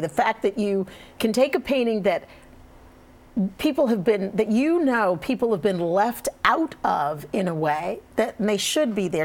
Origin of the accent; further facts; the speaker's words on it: the South, United States; I grew up in the South